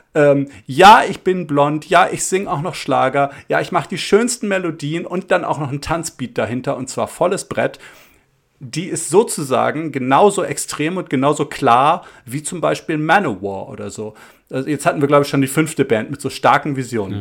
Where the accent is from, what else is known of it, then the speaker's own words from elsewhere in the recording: Hamburg, Germany; wir sind in Hamburg Innsbruck aufgewachsen